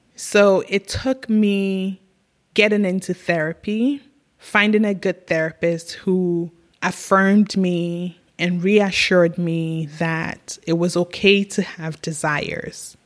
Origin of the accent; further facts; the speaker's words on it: Ghana; now in United States; as a little girl growing up in Africa